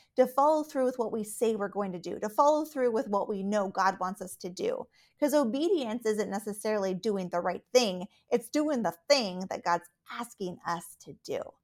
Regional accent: Alaska, United States; also born or lived in Texas / Colorado / Minnesota; now in Minneapolis, United States; I, uh, was born and raised in Alaska

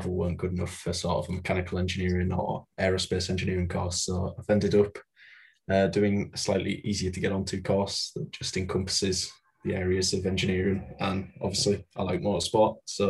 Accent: the north of England, United Kingdom; I'm from Northern England.

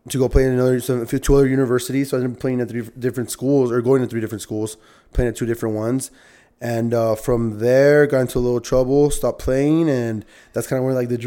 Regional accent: Northeast, United States; so I grew up playing soccer in the Northeast

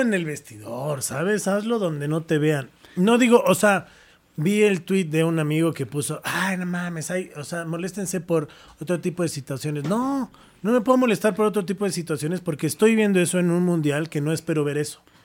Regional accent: Mexico; yo como mexicano

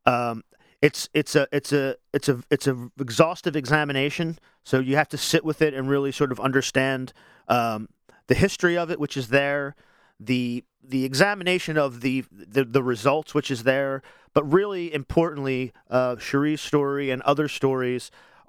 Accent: Wilmington, Delaware, United States; I'm from Wilmington originally as well. And it's such a small city that I feel like everybody's my neighbor

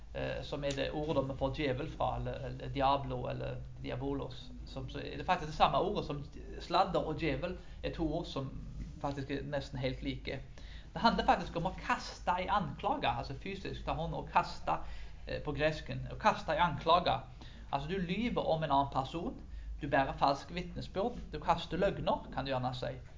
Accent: Karmøy, Rogaland, Norway; på bygda på Karmøyene der jeg vokste opp

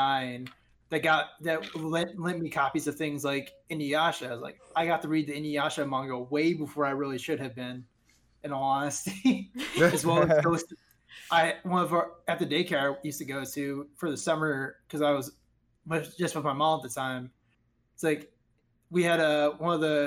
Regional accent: United States

